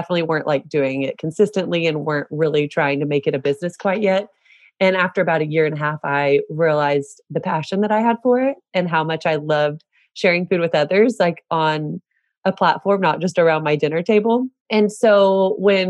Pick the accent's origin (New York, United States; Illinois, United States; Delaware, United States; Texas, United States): Texas, United States; Celina; I'm from Salina, Texas, which is north of Dallas.